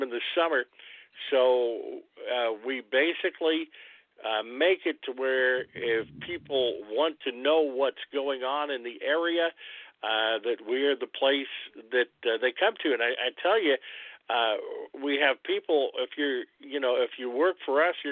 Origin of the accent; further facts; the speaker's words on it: New Albany, Indiana, United States; now in Jasper, United States; I'm originally from New Albany